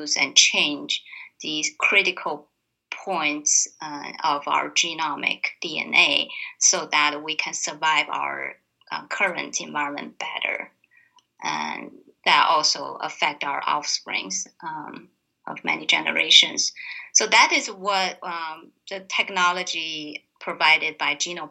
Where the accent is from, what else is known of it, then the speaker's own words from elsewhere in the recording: Tianjin, China; moved away; I grew up in a northern China harbor town called Tianjin.